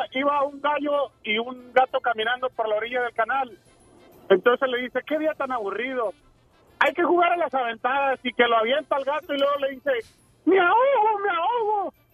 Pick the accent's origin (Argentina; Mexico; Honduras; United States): Mexico; Mexicali, Baja California; que yo también soy de Mexicali.